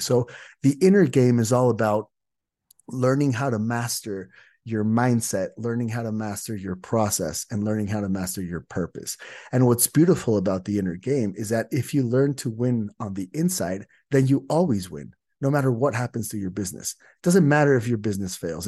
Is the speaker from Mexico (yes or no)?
yes; Mexico; I'm from Mexico